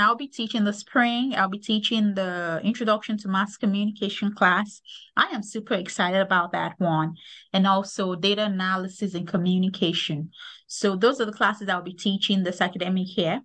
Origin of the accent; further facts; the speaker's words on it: Lagos, Nigeria; moved away as an adult; also born or lived in Kansas; now in United States; am originally from Lagos, Nigeria. I grew up in Lagos.